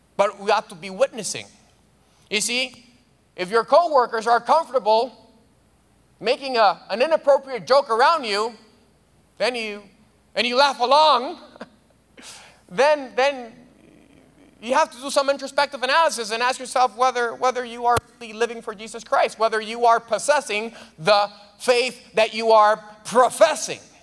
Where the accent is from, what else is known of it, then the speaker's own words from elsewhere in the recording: Dominican Republic; moved away; I'm from the Dominican Republic